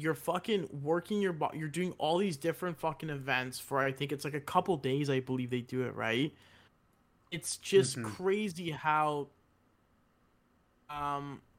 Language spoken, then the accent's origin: English; Canada; I was fucking born here